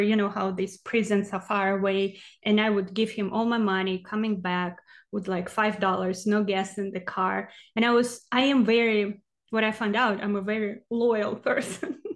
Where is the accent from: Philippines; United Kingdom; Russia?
Russia; Siberia; English is a second language; also born or lived in Texas, United States; now in Oregon, United States; So I am from Russia, from Siberia, from small village, actually. Well, I was born in a city, but then we lived in a small village, and I lived with my grandma